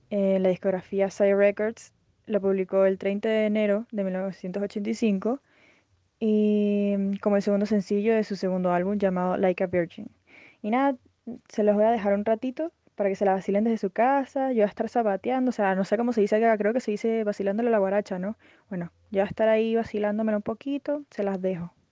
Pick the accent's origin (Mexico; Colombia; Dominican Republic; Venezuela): Venezuela; me despido, soy tu venezolana favorita, yo lo sé.